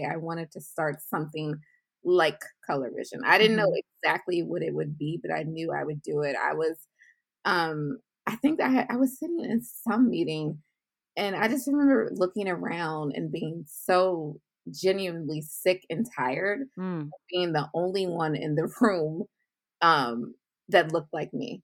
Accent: Baltimore County, Maryland, United States; also born or lived in Washington, D.C.; But I was raised in the suburbs of Maryland, Baltimore County, to be exact

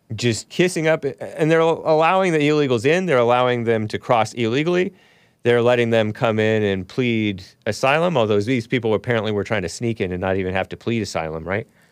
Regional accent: United States; I'm American

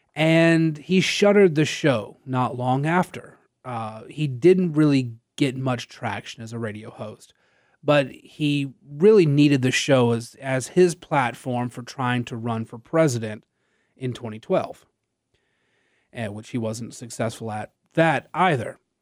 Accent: Natchitoches, Louisiana, United States; I was born and raised in Natchitoches

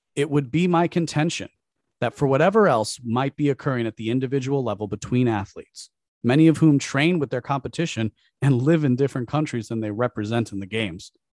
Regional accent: United States; Growing up as an American

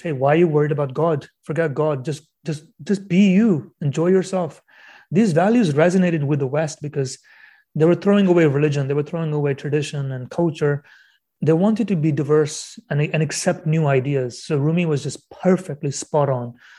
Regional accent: Canada; European roots, I guess, being Canadian

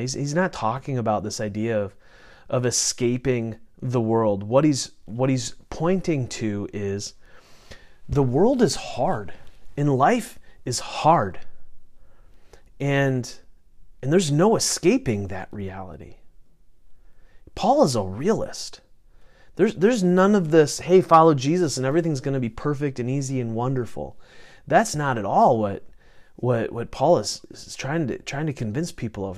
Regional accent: United States; I'm going to speak as an American because that's that's where that's where I live

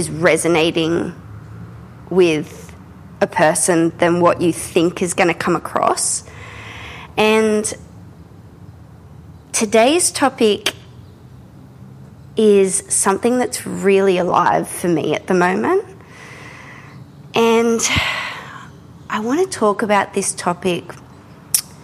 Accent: Australia; I'm an Australian contemporary painter

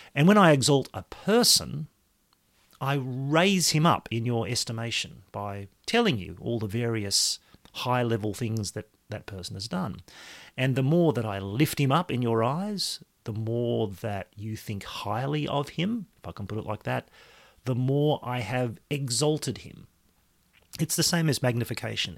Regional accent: Australia; I am an Australian.

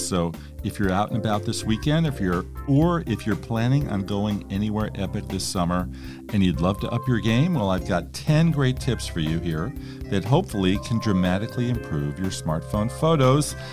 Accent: California, United States; speaking as a Californian

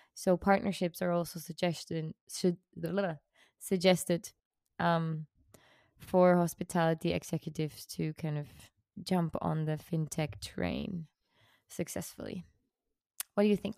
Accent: Switzerland; I'm from Switzerland

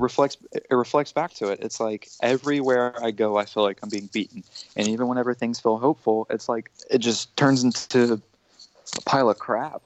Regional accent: United States; I'm American

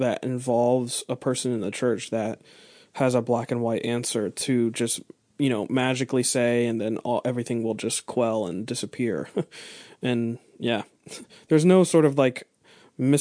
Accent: United States; we're American

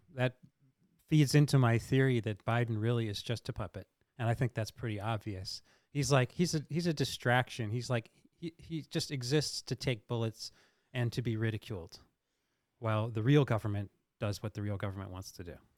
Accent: Delaware, United States; I grew up in Delaware

